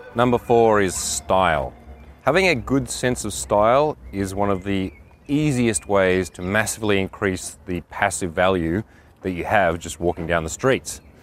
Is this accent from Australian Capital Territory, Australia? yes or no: yes; Canberra, Australian Capital Territory, Australia; born or raised there; moved away as an adult